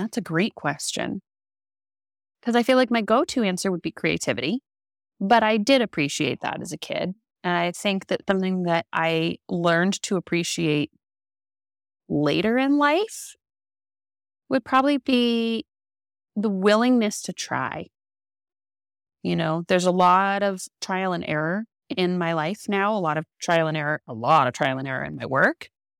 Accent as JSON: {"language": "English", "region": "California", "country": "United States", "said": "I came from California to be here."}